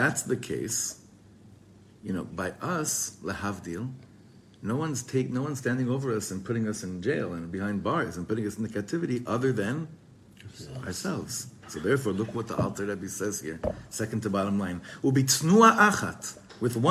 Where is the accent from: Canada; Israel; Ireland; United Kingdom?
Israel; for us growing up in Eretz Yisrael